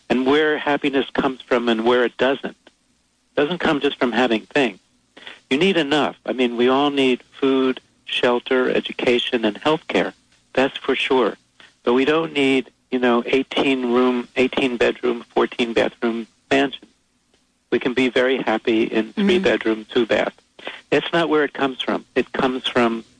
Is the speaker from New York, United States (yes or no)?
yes; New York City, New York, United States; I was born there, too.